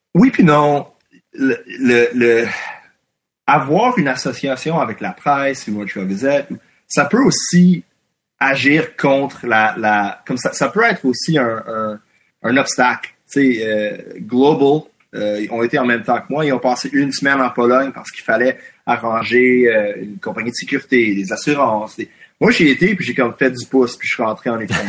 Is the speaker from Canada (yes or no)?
yes; Quebec, Canada; first language English; French is a second language; je suis anglophone, mais comme je suis québécois. Et mon public anglophone, c'est un public anglophone québécois